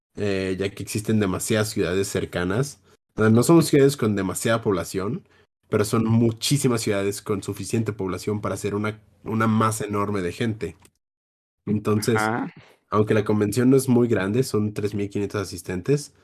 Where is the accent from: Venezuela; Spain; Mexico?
Mexico; Jalisco; yo soy de Jalisco